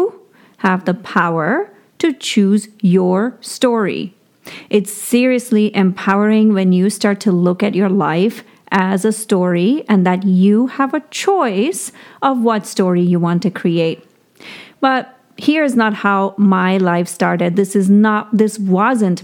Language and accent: English; India; moved away; I grew up in India with not very much means